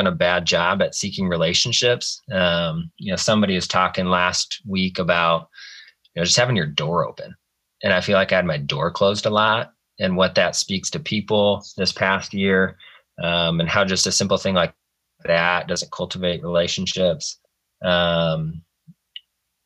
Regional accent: Clay County, Iowa, United States; back in my hometown and serve

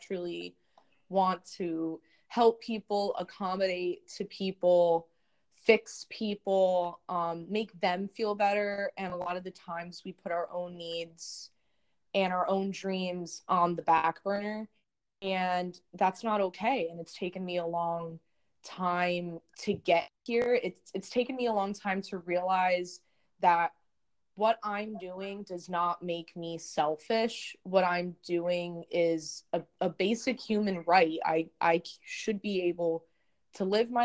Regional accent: New Jersey, United States; I'm from Jersey

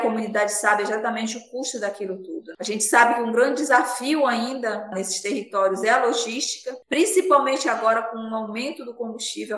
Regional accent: Pará, Brazil; now in Manaus, Brazil; eu moro em Manaus, no Amazonas, desde 2004, mas eu nasci no Pará, numa comunidade quilombola, 40 quilômetros de Santarém.

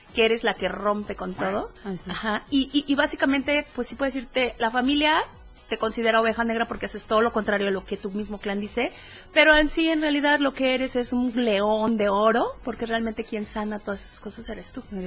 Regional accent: Chiapas, Mexico; now in Oaxaca, Mexico; yo soy chiapaneca, soy coneja. Eh, vivo actualmente en el estado de Oaxaca

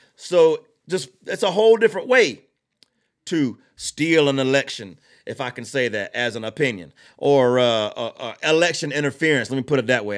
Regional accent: Georgia, United States; I'm from Georgia.

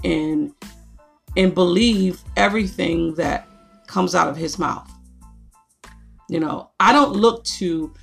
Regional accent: Niagara Falls, New York, United States; I grew up in Niagara Falls

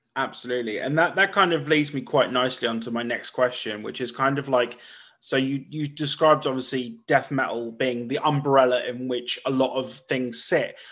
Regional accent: United Kingdom; my hometown in, in the U K

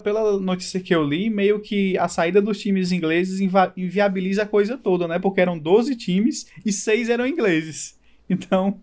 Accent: Brazil; como brasileiro

